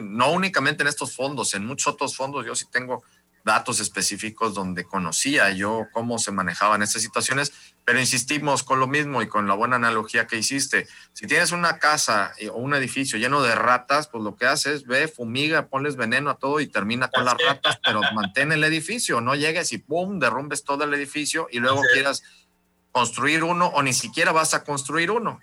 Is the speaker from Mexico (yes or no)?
yes; Mexico; soy mexicano